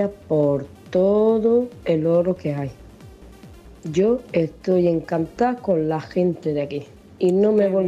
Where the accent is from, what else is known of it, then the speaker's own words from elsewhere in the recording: Romania; moved away as an adult; now in Spain; Yo soy de Rumanía y mi sueño con 13, 14 años era llegar a España